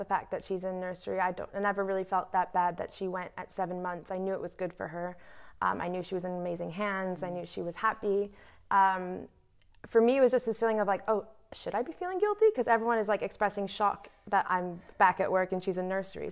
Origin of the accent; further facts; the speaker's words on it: New York, United States; moved away; where I'm from, New York, I'm American